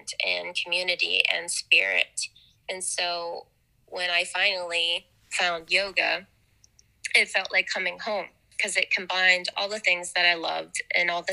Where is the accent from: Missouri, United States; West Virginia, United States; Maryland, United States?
West Virginia, United States; Wheeling; now in St. Clairsville, United States; I currently live in St. Clairsville, but I was born and raised in Elm Grove, just right around the corner from the studio.